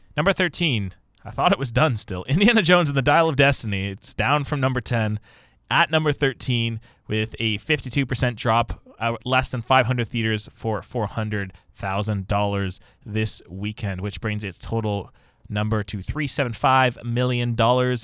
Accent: Canada; we're North American and Canadian specifically

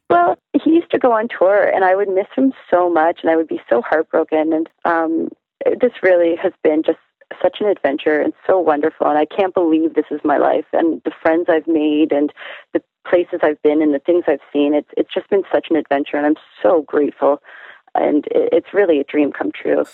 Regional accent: Toronto, Ontario, Canada; also born or lived in Montreal; I was born and raised in Toronto

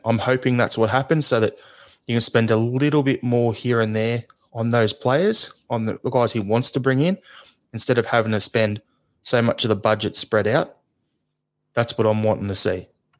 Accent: Australia; as an Australian

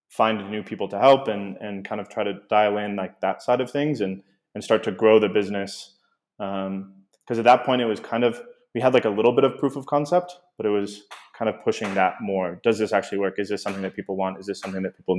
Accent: Portland, Oregon, United States; moved away as an adult; also born or lived in Puerto Vallarta, Mexico; we are originally from Portland, Oregon.

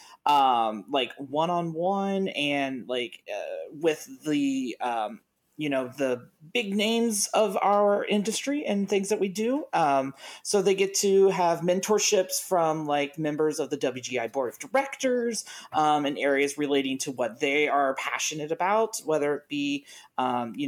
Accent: Ohio, United States; also born or lived in Indiana; I'm from Ohio

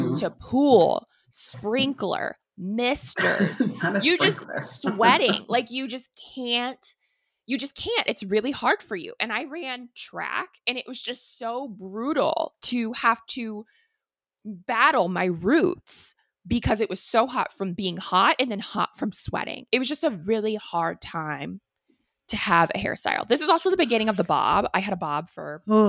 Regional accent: Missouri, United States; I grew up in Missouri

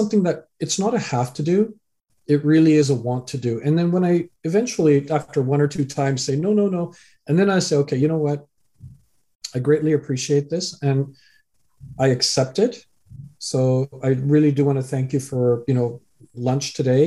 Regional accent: Canada; also born or lived in England; I was born in England, raised in Canada

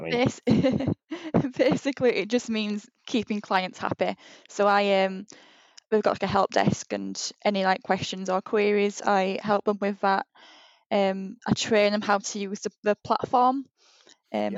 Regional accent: Huddersfield, Yorkshire and the Humber, United Kingdom; moved away as an adult; now in Leeds, United Kingdom; I'm from Huddersfield

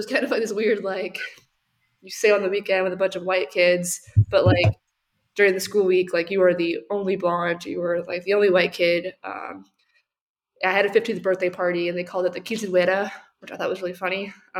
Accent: Chula Vista, California, United States; I grew up in San Diego, but very, very South San Diego. We have a lot of San Diegans here at UATX. I grew up in Chula Vista, about 5 miles from the U.S.-Mexico border.

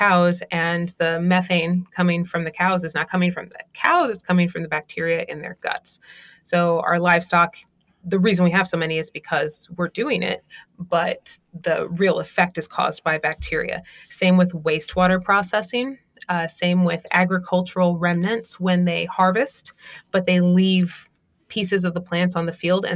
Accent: Baltimore, Maryland, United States; I grew up in West Baltimore

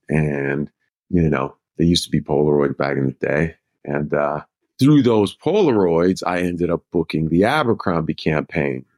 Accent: Minnesota, United States; moved away; I'm from Minnesota

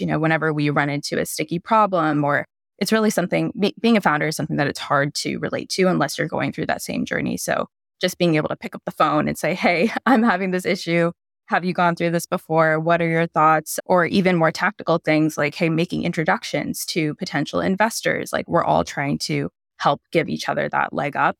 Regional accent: United States; I'm Indian American

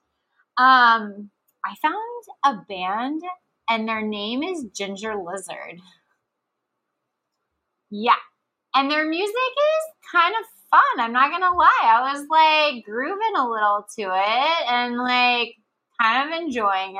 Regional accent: Texas, United States; growing up in Texas

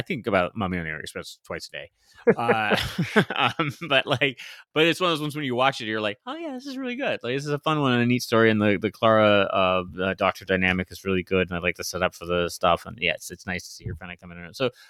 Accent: Scotland, United Kingdom; I'm a Scotsman myself. What can I say?

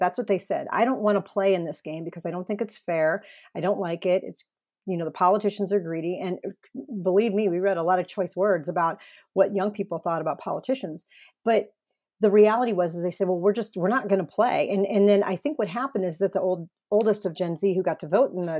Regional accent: Arizona, United States; I appreciate that in my home state of Arizona, we get this great mailer.

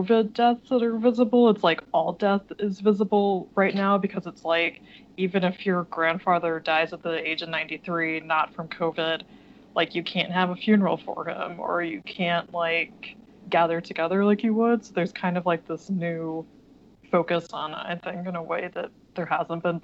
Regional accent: Oklahoma, United States; moved away as an adult; also born or lived in France; now in New York, United States; I grew up in a small town in Oklahoma

